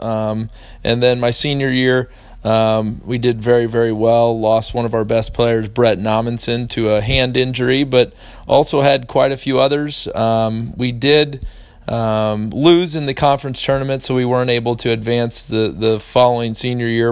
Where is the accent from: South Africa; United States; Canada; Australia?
United States; St. Louis, Missouri; I grew up in St. Louis love the Cardinals tremendously